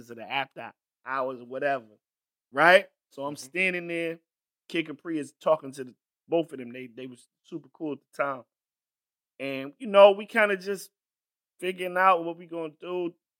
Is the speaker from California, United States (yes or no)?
no; New York, United States; like I'm from New York, the illest of all places.